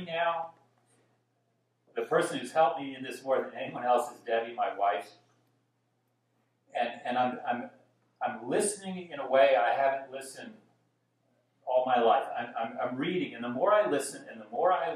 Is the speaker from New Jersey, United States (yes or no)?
no; Dallas, Texas, United States; I grew up in Dallas, Texas, born in the 1950s